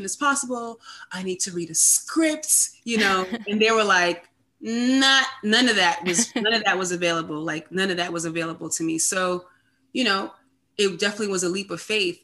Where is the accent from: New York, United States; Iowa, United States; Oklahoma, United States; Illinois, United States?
New York, United States; I'm from New York. I'm a New Yorker